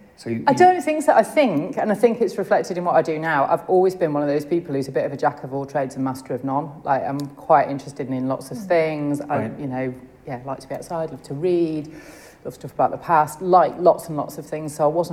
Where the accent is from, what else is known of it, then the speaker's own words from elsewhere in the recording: Leicestershire, East Midlands, United Kingdom; moved away as an adult; also born or lived in Newcastle upon Tyne; I grew up in Leicestershire.